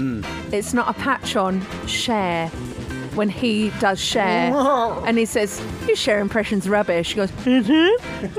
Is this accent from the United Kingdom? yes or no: yes; United Kingdom; we're British.